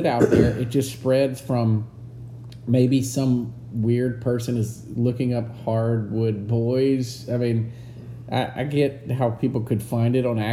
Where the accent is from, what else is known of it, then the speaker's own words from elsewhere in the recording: United States; We are from the United States of America